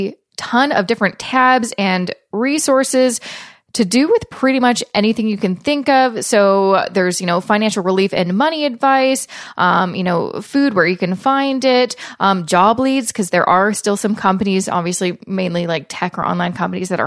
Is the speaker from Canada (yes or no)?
yes; Canada; being Canadian